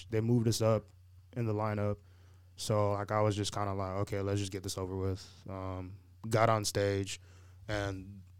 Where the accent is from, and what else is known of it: Tampa, Florida, United States